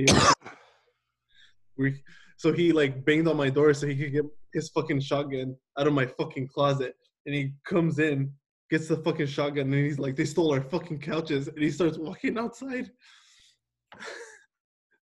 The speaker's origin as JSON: {"language": "English", "town": "Salinas", "region": "California", "country": "United States", "tie": "born or raised there", "said": "I grew up in Salinas, California, where gang violence is pretty normal"}